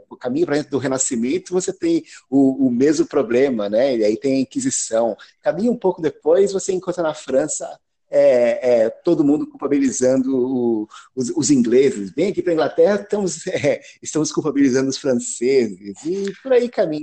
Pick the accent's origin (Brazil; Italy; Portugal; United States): Brazil; moved away as an adult; now in England, United Kingdom; eu nasci aí no Brasil, estudei História na USP, na gloriosa turma de 98